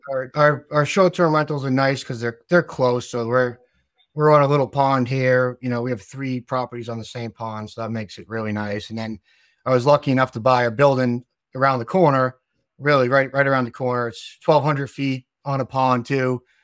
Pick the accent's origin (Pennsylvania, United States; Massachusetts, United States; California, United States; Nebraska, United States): Massachusetts, United States; South Shore; accent: South Shore Massachusetts; now in New Hampshire, United States; we're from Massachusetts and we, we moved up to New Hampshire when we were very young